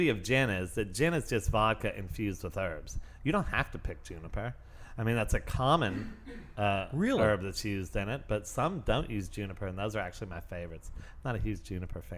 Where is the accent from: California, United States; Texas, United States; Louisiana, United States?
Louisiana, United States; New Orleans; I'm from New Orleans